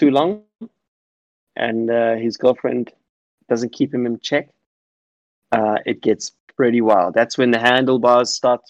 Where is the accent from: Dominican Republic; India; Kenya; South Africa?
South Africa; Cape Town, Western Cape; Cape Town, South Africa.